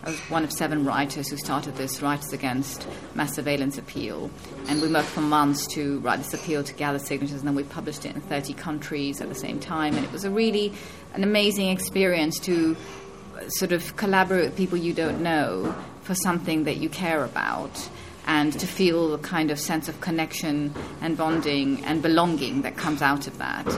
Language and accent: English; Kenya; also born or lived in United Kingdom; now in Berlin, Germany; born in the UK, Indian family roots, growing up in Kenya, moving to Berlin